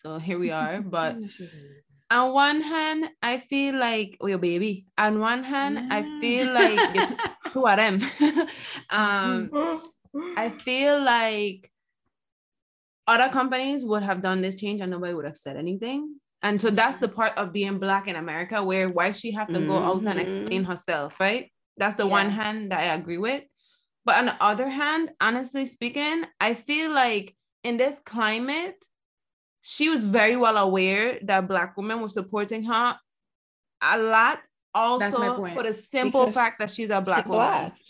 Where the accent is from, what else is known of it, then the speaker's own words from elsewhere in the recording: United States; yeah, I am happy we're American.